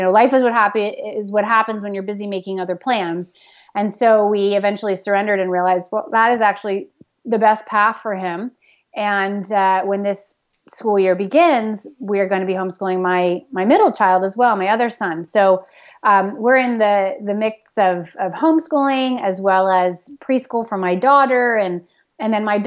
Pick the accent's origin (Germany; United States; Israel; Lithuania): United States; the South; now in New England, United States; I grew up in the South where we had like one season, basically